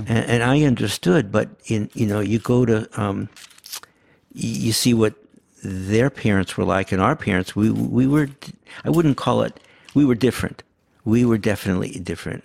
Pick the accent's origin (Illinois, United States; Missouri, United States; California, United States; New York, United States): Missouri, United States; St. Louis; first language Yiddish; English is a second language; we were definitely growing up in Saint Louis